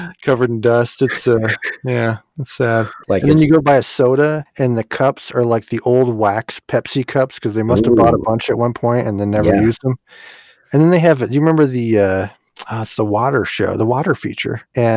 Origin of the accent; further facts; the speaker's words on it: Midwest, United States; moved away; We grew up in the Midwest, which is roller country.